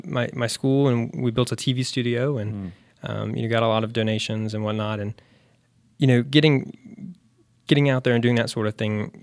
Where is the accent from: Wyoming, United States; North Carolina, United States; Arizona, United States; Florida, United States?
North Carolina, United States; Charlotte; Yeah. So I grew up in South Charlotte.